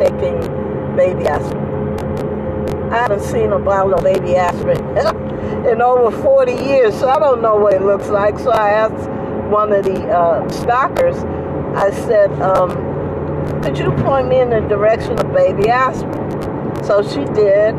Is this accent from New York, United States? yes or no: no; New Jersey, United States; now in Bay Area, United States; I'm from New Jersey